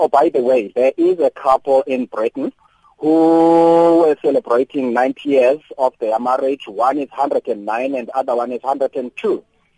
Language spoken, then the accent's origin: English; Eastern Cape, South Africa; I am from the Eastern Cape.